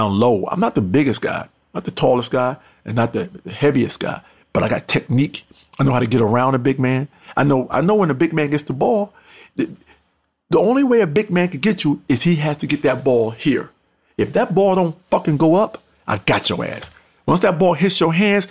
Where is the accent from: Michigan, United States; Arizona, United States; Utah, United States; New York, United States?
New York, United States; Mount Vernon; also born or lived in North Carolina; my hometown, also Mount Vernon, New York.